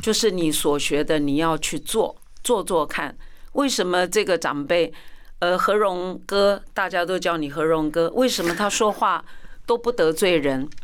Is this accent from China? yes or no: no; Tainan, Taiwan; first language Chinese; now in Taipei, Taiwan; 我的家乡，我台南人